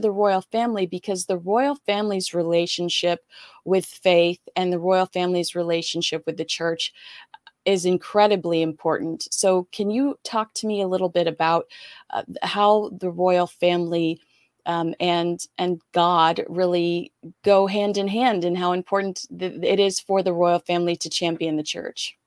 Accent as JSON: {"language": "English", "country": "United States", "said": "as an American"}